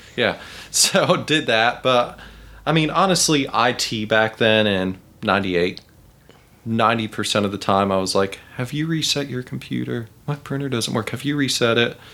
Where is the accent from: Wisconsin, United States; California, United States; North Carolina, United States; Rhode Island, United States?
North Carolina, United States; Charlotte; I grew up in Ballantyne before it was Ballantyne.